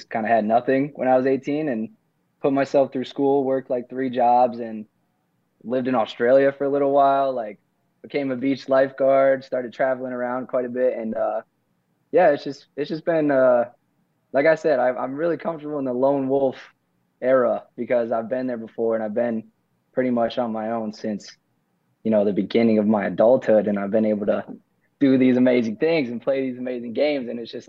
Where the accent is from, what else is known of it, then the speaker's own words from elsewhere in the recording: Ohio, United States; Like, I grew up in Ohio, and my dad passed away.